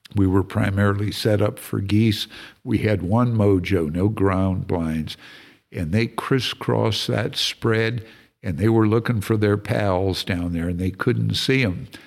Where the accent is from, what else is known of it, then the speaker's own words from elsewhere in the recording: California, United States; also born or lived in Texas; now in Montana, United States; I'm from California originally